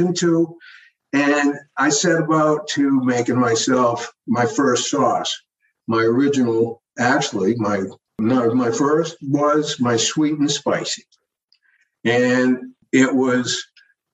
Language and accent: English; Old Orchard Beach, Maine, United States; my hometown of Old Orchard Beach, Maine